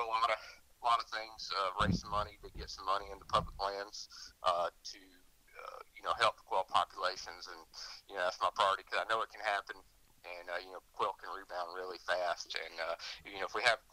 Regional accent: Hanover, Alabama, United States; I grew up in Coosa County, about dead center of the state, in Hanover, Alabama, which is the center of the county

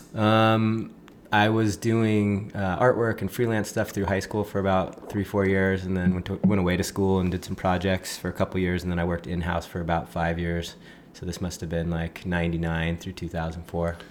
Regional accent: Laguna Beach, California, United States; also born or lived in Los Angeles, California; grew up uh, just kind of off Skyline here in Laguna

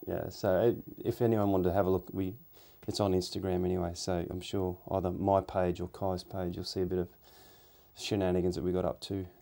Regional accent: Australia; we're Australian

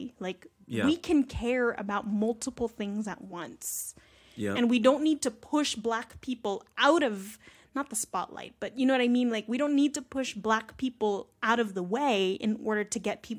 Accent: Philippines; use a lot of examples with Filipino Americans because that's just my experience. Obviously, like I'm Filipino myself

